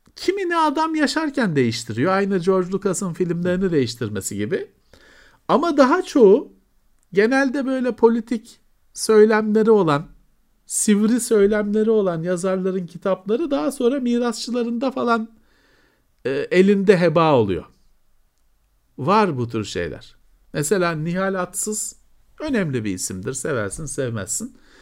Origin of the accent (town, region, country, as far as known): Istanbul, Turkey